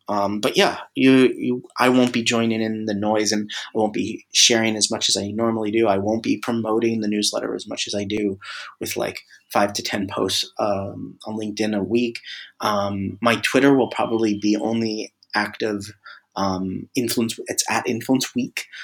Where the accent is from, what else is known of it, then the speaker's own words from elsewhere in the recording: Tampa, Florida, United States; my hometown, Tampa Bay